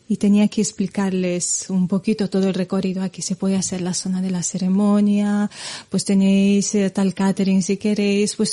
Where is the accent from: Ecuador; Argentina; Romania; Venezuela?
Romania; Spanish is a second language; moved away as an adult; now in Spain; antes de, mudarme aquí a España, que ya llevo años, de hecho, si, si cuento bien, creo que tiro ya para los 16 años aquí, me considero más española que, que rumana